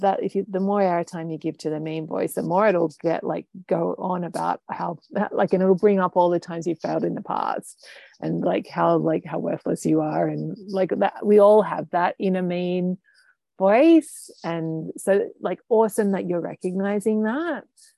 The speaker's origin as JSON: {"language": "English", "country": "United Kingdom", "said": "Yeah, as a culture, like as a Brit, right?"}